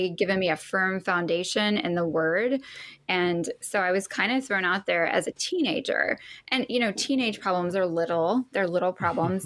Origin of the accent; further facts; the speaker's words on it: the Bible Belt, the South, United States; I grew up in the Bible Belt